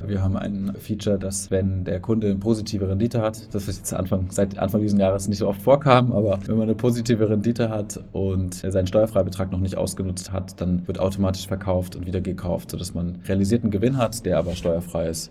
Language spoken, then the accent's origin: German; Erlangen, Bavaria, Germany; also born or lived in Munich / Berlin; Ich komme aus Erlangen und bin Gründer von Forget Finance